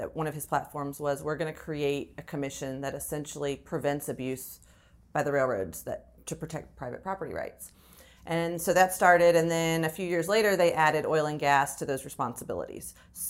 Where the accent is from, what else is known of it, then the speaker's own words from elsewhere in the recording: Florida, United States; also born or lived in Huntsville, Alabama; so born in Huntsville, Alabama, but my parents were high school sweethearts. They're both from Alabama. We moved to South Florida because my dad's an aerospace engin